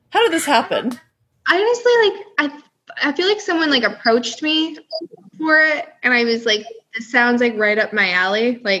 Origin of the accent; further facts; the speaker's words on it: California, United States; born there; also born or lived in upstate New York; No, so I was born in California and then spent some time in upstate, and then I've been in the South longer than anywhere else. I've been oh. down here for like 11 years now.